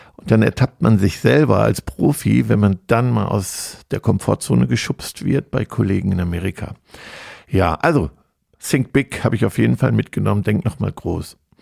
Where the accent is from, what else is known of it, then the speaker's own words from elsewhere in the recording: Germany; als Deutscher